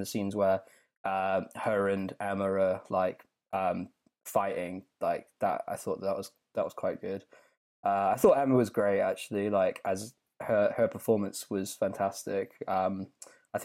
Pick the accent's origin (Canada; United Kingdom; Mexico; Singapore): United Kingdom; England; my natural prudish nature as an Englishman.